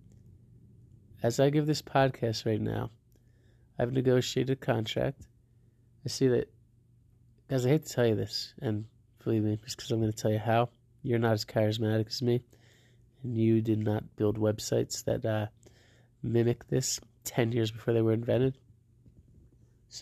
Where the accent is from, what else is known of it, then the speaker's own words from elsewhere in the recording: New Jersey, United States; now in Denver, United States; I'm from New Jersey.